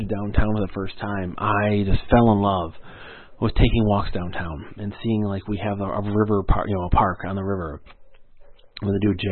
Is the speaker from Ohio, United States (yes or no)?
no; Fenton, Michigan, United States; also born or lived in Mount Morris, Michigan; now in Flint, United States; where I grew up in Fenton, Michigan